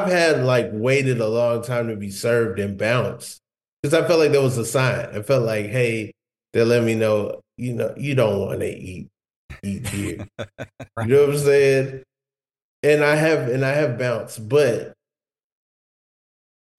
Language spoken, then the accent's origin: English; Georgia, United States; I'm from the south, by the way. Like I'm from Georgia